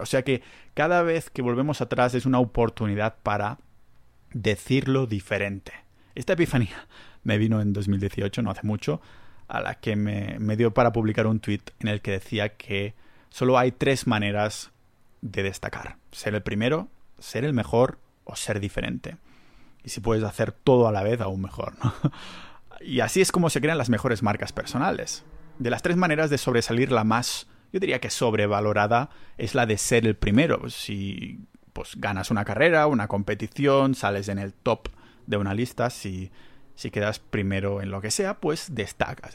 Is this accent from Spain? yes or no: yes; Catalonia, Spain; accent: Catalan; Yo tengo un acento catalán